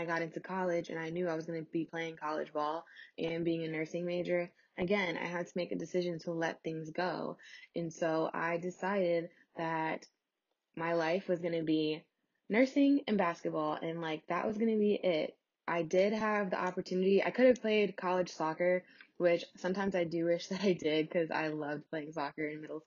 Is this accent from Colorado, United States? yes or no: no; New York, United States; I'm from New York